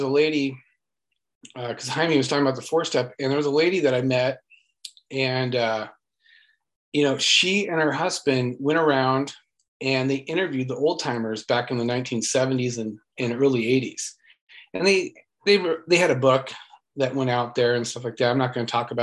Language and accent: English; Westminster, California, United States; I grew up in Westminster, California